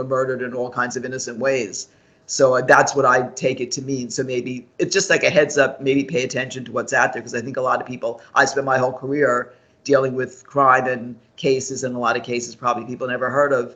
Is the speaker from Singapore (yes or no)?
no; New York area, United States; I grew up in the New York area